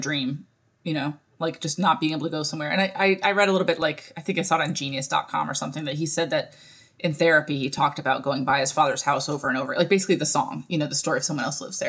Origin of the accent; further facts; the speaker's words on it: Northeast, United States; I'm from Northeast